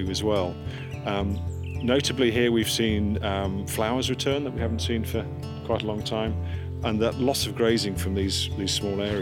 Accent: Suffolk, East of England, United Kingdom; moved away; I was born and brought up in Suffolk

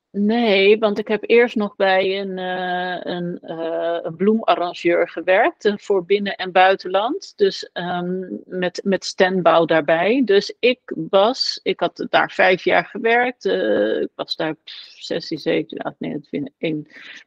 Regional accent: Westland, South Holland, Netherlands; ben ik geboren in het Westland. Ehm, een omgeving waar gewoon eh, mensen ontzettend hard werken. Daar ben ik opgegroeid

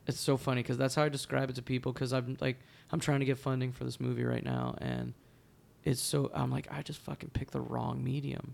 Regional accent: New Jersey, United States; now in New York City, United States; I grew up in New Jersey.

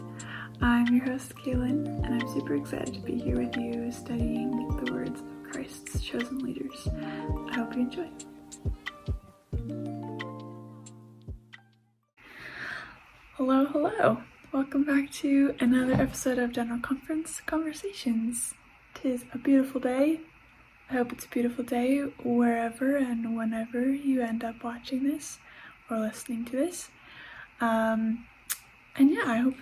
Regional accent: United States; also born or lived in England; now in Canada; I have grown up, I was born in the States, and I live in Canada.

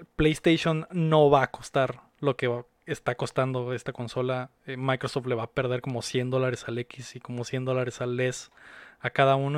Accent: Mexico City, Mexico; now in Mexicali, Mexico; yo también soy de la, de la Ciudad de México, aunque vivo acá en, en Mexicali

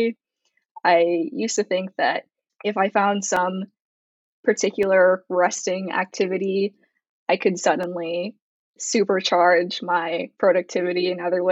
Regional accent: Bay Area, California, United States; moved away as an adult; also born or lived in Los Angeles, California; I'm born and raised in the Bay Area, and I'm currently home

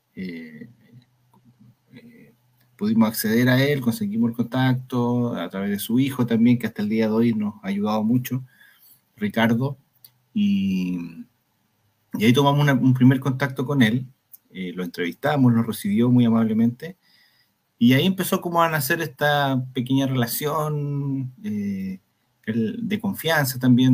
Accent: Valparaíso, Chile; nosotros somos de Valparaíso además, ambos

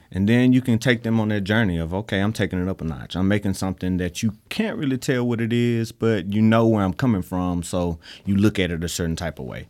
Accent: Mississippi, United States; we're from Mississippi

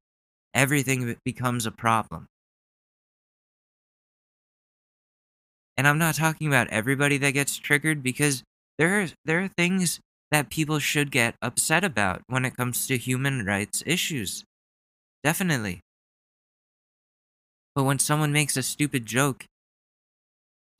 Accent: United States; as an American

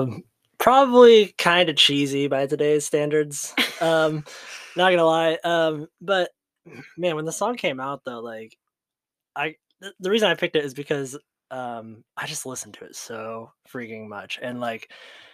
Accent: Ohio, United States; we're from Ohio.

